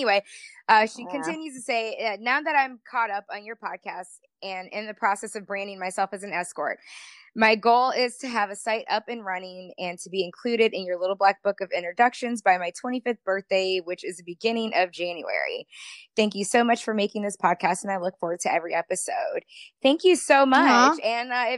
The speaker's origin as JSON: {"language": "English", "town": "Tampa", "region": "Florida", "country": "United States", "said": "I'm from the Tampa area"}